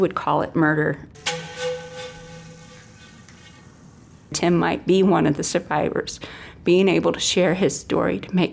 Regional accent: Adrian, Michigan, United States; I am from Adrian, Michigan.

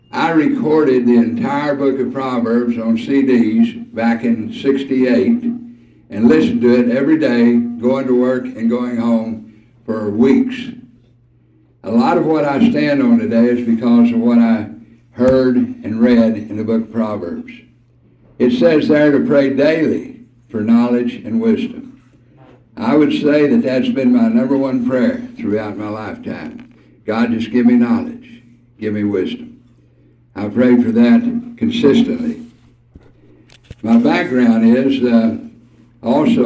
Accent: South Texas, United States; also born or lived in Caddo; I was born in Caddo. At the age of 9, we moved to South Texas.

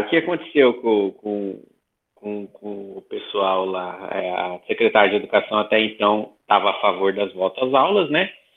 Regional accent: Santo Anastácio, São Paulo, Brazil; sou do Oeste Paulista, interior de São Paulo, Santo Anastácio, região de Presidente Prudente

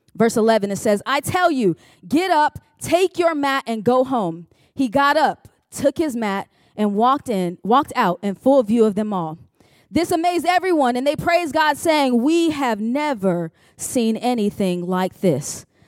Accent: Chicago, Illinois, United States; now in Richmond, United States; I am originally from Chicago, Illinois

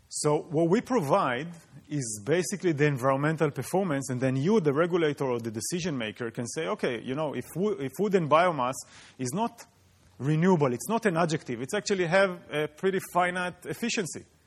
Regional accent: Israel; moved away; I come from Israel, and in Israel, eh, water appears on the news just like college football in the U S. So you really grow up aware of the water issue.

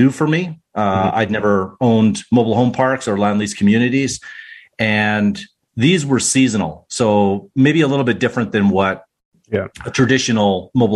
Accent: Whitecourt, Alberta, Canada; now in Calgary, Canada; growing up in Whitecourt, so small town just outside of, I say just outside, 2 hours outside of Edmonton

